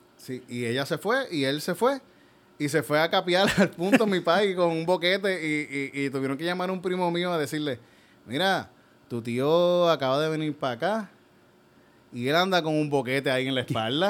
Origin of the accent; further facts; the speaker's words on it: Yauco, Puerto Rico; yo cuando era niño, fui un, en Yauco